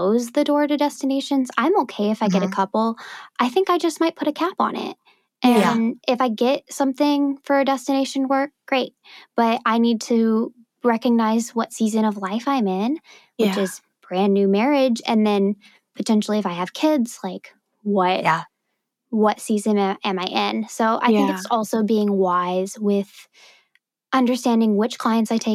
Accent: Kansas City, United States; now in Dallas, United States; I'm a suburb girl. I was born in Kansas

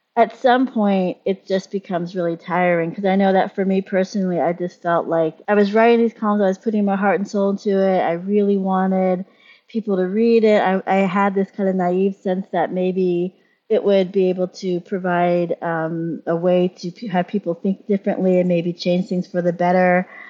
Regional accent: Pittsburgh, Pennsylvania, United States; moved away as an adult; when I came back to Pittsburgh in the early 2000s

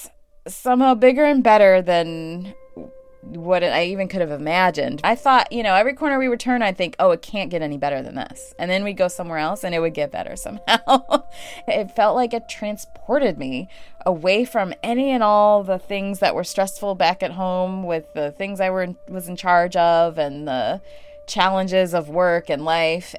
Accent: Chicago, Illinois, United States; moved away; I am from Chicago. I am a city girl first, through and through. Chicago is home, always will be, even though I don't live there now. I grew up in subsidized housing next

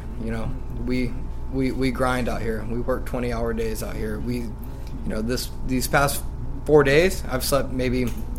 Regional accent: Lemoore, California, United States; I'm 20 years old, and I'm from Lemoore, California.

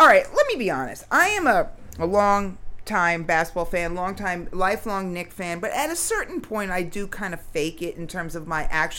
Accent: Long Island, New York, United States; now in Brooklyn, United States; I grew up in Long Island, born in New York. I live right near Barclays.

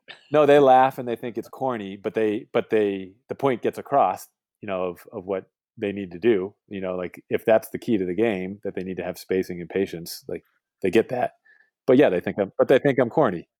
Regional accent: Boston, Massachusetts, United States; moved away as an adult; now in West Coast, United States; I moved away from Boston close to 15 years ago now to live on the West Coast

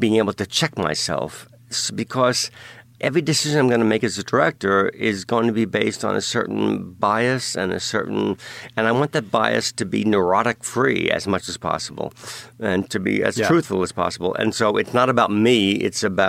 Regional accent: New York City, New York, United States; I grew up in Brooklyn and Staten Island

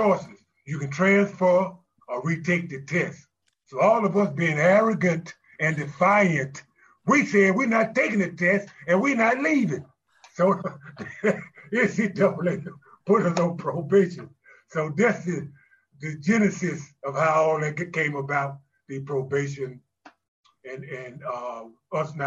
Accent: Shreveport, Louisiana, United States; born or raised there

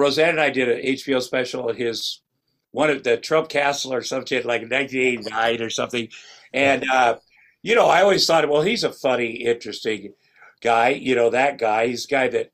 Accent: Ottumwa, Iowa, United States; moved away as an adult; I'm from Ottumwa, Iowa, which is southeast Iowa

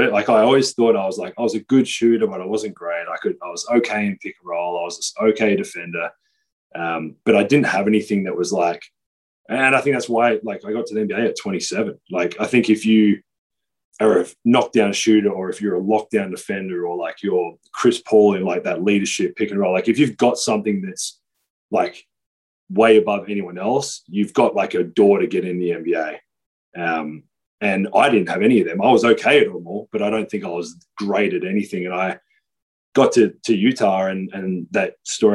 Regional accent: Adelaide, South Australia, Australia; moved away as an adult; also born or lived in Spain / Israel; I grew up in Adelaide

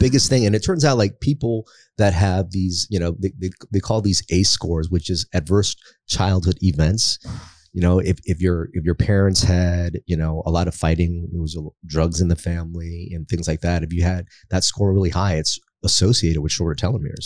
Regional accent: United States; also born or lived in Philippines; we were sponsored to America by a Catholic church

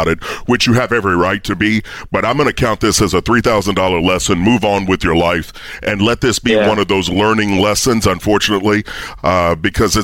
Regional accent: Kentucky, United States; I'm from Kentucky

